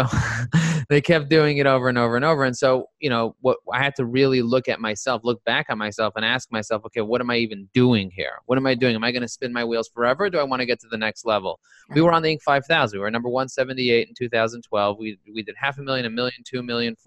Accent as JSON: {"language": "English", "region": "New York", "country": "United States", "said": "I'm a New Yorker"}